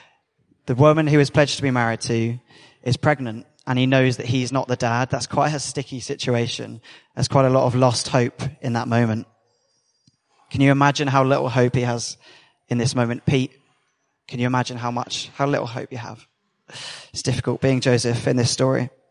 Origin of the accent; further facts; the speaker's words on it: United Kingdom; we're British.